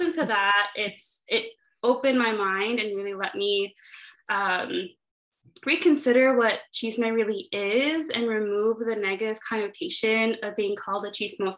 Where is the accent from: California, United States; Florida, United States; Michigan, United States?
California, United States; Inland Empire, Southern; moved away as an adult; also born or lived in Santa Barbara, United States; now in Chicago, United States; I am from Southern California, specifically the Inland Empire